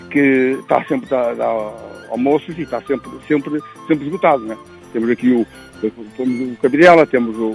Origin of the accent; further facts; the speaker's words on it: Reboreda, Norte, Portugal; A minha aldeia é um, um cruzamento, é logo ali um cruzamento com o semáforo, que é, é, é o que indica para o centro da freguesia.